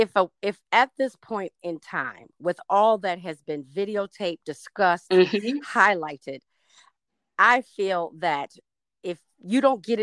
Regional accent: the South, United States; now in California, United States; And I'm from the South

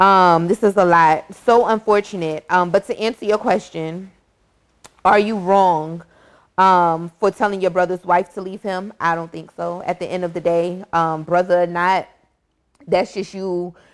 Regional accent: Miami, Florida, United States; We grew up in Dade County, Miami.

